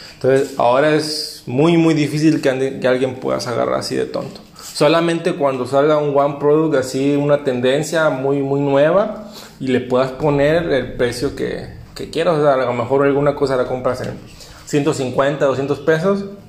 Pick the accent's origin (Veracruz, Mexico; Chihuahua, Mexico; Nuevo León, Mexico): Veracruz, Mexico; moved away as an adult; now in Cancún, Mexico; trabajé en hotelería desde que llegué a Cancún, yo soy de Veracruz